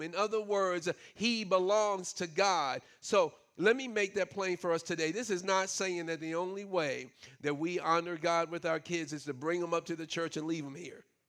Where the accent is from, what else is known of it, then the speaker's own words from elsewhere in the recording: New York City, New York, United States; moved away; I grew up in New York City